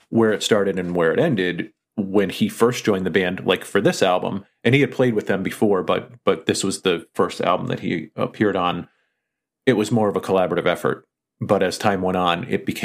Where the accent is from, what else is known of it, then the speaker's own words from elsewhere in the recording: California, United States; I was a kid growing up in the Bay Area, so I happened to be in the golden era of thrash.